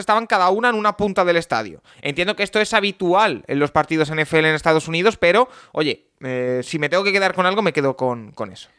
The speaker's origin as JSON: {"language": "Spanish", "country": "Spain", "said": "soy de España"}